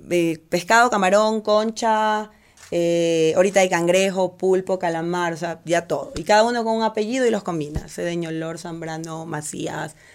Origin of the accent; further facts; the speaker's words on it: Portoviejo, Manabí, Ecuador; moved away as an adult; now in Quito, Ecuador; Yo eh, soy de Puerto Viejo.